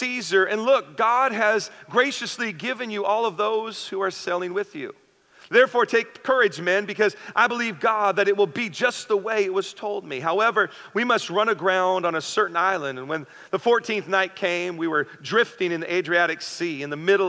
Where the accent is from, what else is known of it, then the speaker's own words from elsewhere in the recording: the Northwest, Pacific Northwest, United States; now in San Diego County, United States; Me and my wife, we grew up in the Northwest